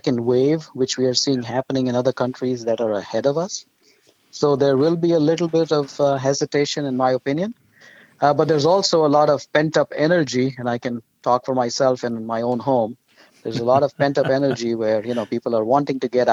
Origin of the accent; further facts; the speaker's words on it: India; moved away; my wife and I grew up in India